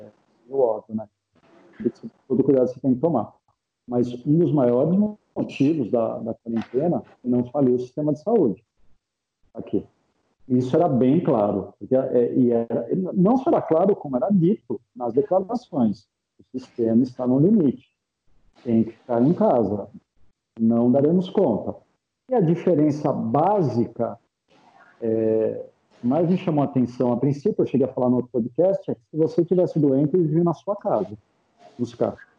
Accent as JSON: {"language": "Portuguese", "town": "Jundiaí", "region": "São Paulo", "country": "Brazil", "moved": "as an adult", "lives_now": "Italy", "said": "da região de onde eu venho, em específico é, de Jundiaí"}